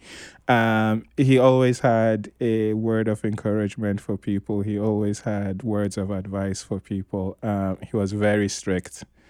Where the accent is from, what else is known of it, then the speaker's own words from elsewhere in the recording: Tamale, Northern Region, Ghana; also born or lived in Kano, Nigeria; So growing up in Tamale, I was an outsider because, my family is not Dagomba, and we didn't speak Dagbani. Then when we went to Kano, again, you're an outsider because you're not Nigerian, you don't speak Hausa, you're not Muslim.